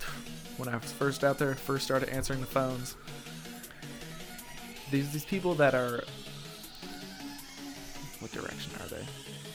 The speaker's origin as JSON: {"language": "English", "town": "Whitwell", "region": "Tennessee", "country": "United States", "accent": "Southern drawl", "said": "I'm from Whitwell."}